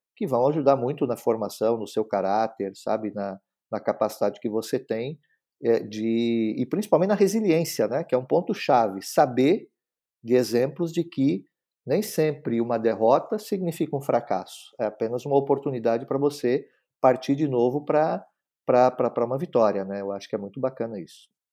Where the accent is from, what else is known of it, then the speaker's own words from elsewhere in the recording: Blumenau, Santa Catarina, Brazil; como a gente morava numa cidade do interior, nem sempre tinha acesso a, a, a boas livrarias, apesar de na cidade onde eu nasci, que é Blumenau